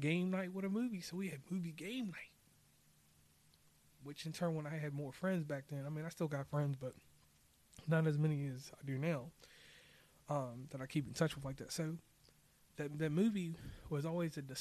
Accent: Lynchburg / Rustburg, Virginia, United States; my local people from Lynchburg, Virginia, Rustburg, Virginia, 434 area code

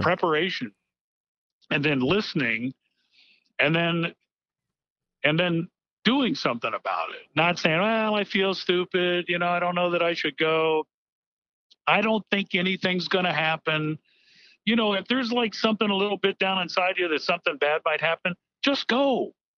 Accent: Miami, Florida, United States; I grew up in Miami, Florida, and so hurricanes were a way of life

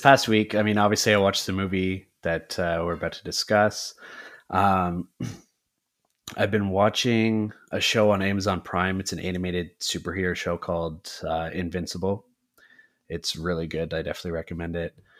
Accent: Canada; We are from the Great White North of Canada

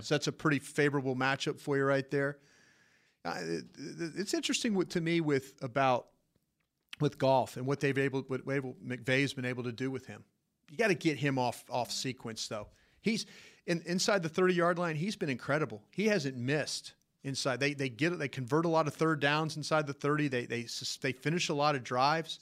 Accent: Dallas, Texas, United States; I'm from Dallas

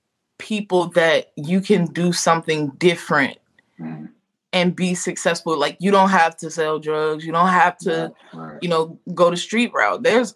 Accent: Louisiana, United States; I'm from Louisiana.

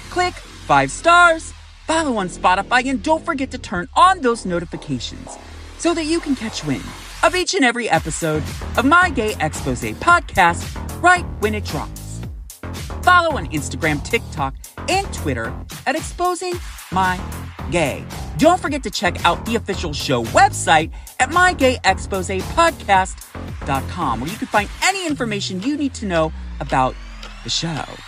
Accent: Sacramento, California, United States; moved away; I am originally from Sacramento

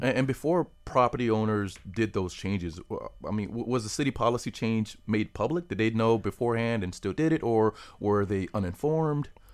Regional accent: Palm Beach County, Florida, United States; I'm from Palm Beach County

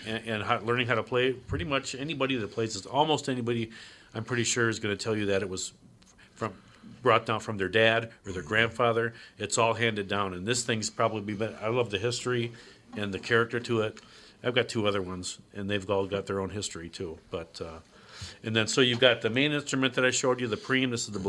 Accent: United States; I'm American first. I wasn't born there.

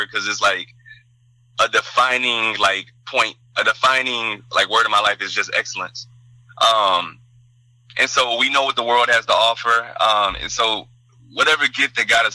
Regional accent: Texas, United States; also born or lived in Dallas, Texas / England; so I'm originally from Texas, right on the border, and I grew up around Hispanics

